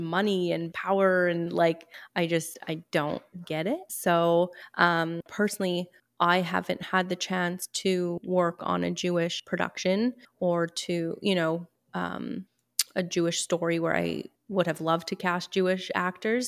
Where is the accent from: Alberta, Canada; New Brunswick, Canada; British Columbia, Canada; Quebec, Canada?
Quebec, Canada; Montreal; I am from Montreal, born and raised